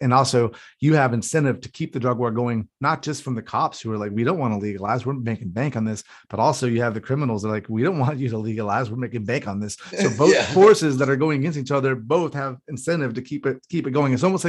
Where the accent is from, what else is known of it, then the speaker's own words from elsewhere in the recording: North Carolina, United States; one of the houses I grew up in North Carolina.